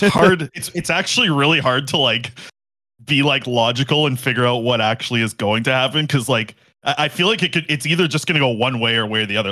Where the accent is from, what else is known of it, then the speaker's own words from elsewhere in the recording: Nanaimo, British Columbia, Canada; I was born on Vancouver. I was born in Nanaimo. I grew up a Canucks fan